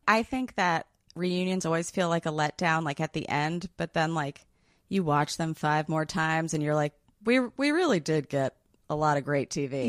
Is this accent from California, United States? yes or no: no; New York City, New York, United States; I grew up in New York City